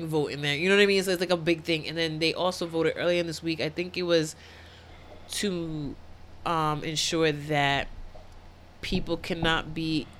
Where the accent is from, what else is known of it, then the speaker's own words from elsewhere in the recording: Providence, Rhode Island, United States; I'm from Providence.